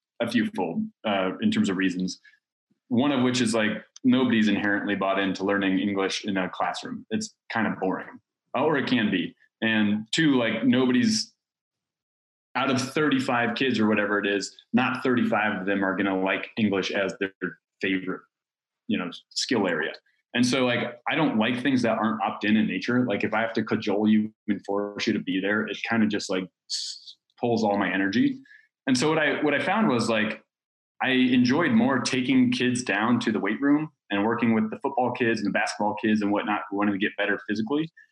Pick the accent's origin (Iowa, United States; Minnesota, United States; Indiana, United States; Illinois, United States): Illinois, United States; Chicago; moved away as an adult; also born or lived in San Diego; I'm from Chicago.